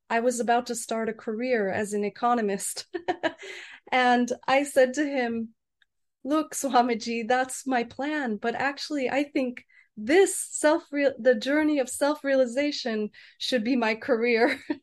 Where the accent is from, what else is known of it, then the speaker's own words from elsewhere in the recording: United States; I'm American